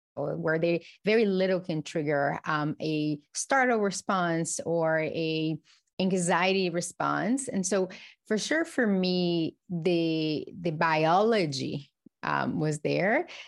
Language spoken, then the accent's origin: English; Brazil; moved away; I grew up in Brazil